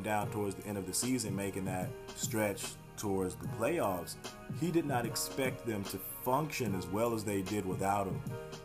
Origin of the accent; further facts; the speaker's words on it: Houston, Texas, United States; I'm from the Houston area